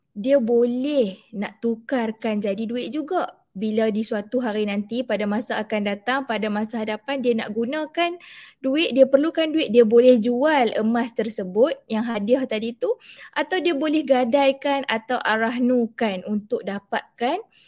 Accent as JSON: {"language": "Malay", "town": "Alor Setar", "region": "Kedah", "country": "Malaysia", "said": "Saya berasal daripada Alustar"}